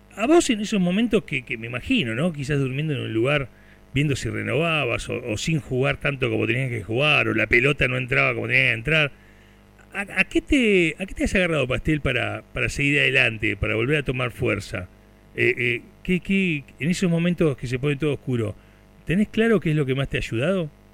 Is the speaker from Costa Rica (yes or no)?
no; Turdera, Buenos Aires Province, Argentina; yo soy nacido en Turdera